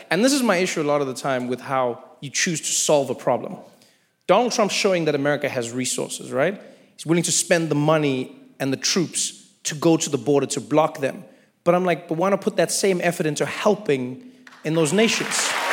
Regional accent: South Africa; now in United States; as a South African

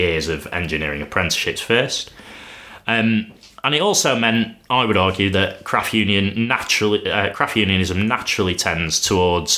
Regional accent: Sheffield, Yorkshire and the Humber, United Kingdom; my hometown of Sheffield

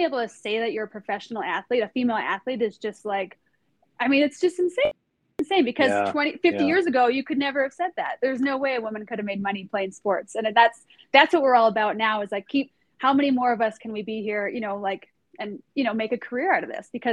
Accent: Norway; moved away; I grew up in Norway too. So I went to middle school and high school in Norway

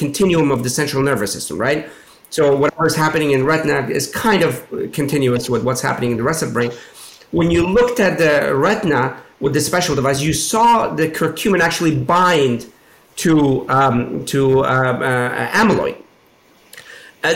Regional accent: Pittsburgh, Pennsylvania, United States; I grew up in Pittsburgh

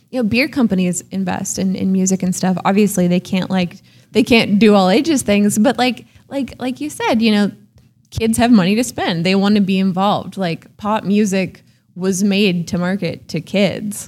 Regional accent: Oakland, California, United States; moved away as an adult; also born or lived in San Francisco; now in Portland, United States; I grew up in Oakland in a very, very healthy all ages music scene

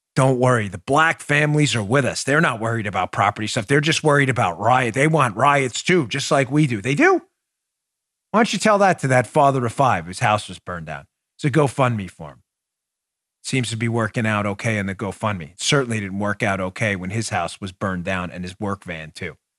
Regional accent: New York City, New York, United States; moved away; I grew up in New York City

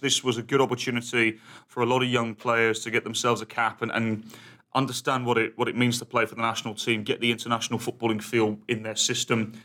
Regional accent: United Kingdom; being British

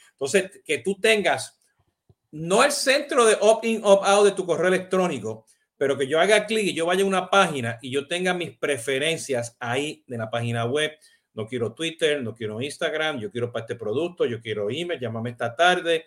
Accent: Puerto Rico; now in United States; yo soy boricua

